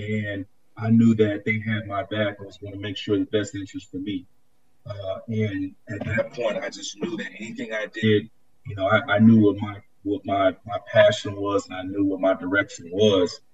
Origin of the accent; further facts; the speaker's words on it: Bay Area, California, United States; moved away as an adult; also born or lived in San Diego / Chicago; growing up in California, the Bay Area